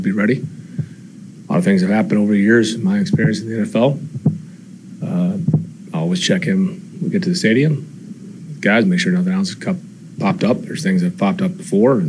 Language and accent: English; Memphis, Tennessee, United States; now in Atlanta, United States; I am from Memphis